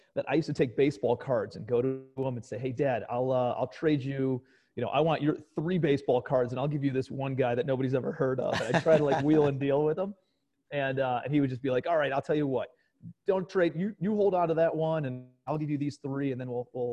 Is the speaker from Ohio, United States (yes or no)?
yes; Cleveland, Ohio, United States; moved away as an adult; also born or lived in New York City; I'm from Cleveland, Ohio originally.